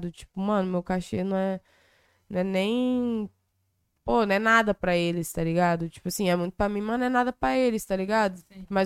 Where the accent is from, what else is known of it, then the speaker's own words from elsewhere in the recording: Cariacica, Espírito Santo, Brazil; born there; rolou um evento aonde, no, na cidade que eu nasci, em Cariacica, tá ligado?